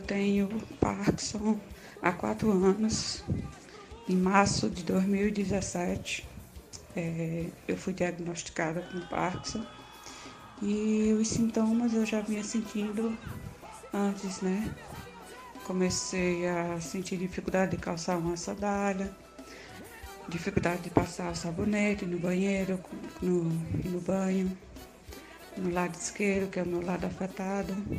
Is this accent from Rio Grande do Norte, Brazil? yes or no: yes; São Miguel, Rio Grande do Norte, Brazil; Moro em São Miguel, Rio Grande do Norte, como diz o Bruno. Somos nordestino